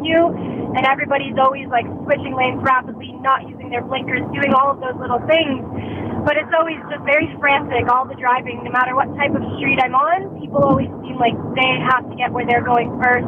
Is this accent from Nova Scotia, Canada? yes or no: yes; Halifax, Nova Scotia, Canada; moved away; I'm from Halifax, Nova Scotia originally, and I recently went home for a trip